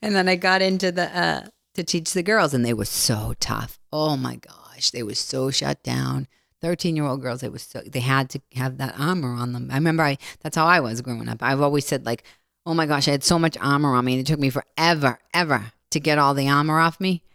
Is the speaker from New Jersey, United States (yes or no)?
no; Boston, Massachusetts, United States; I'm from Boston.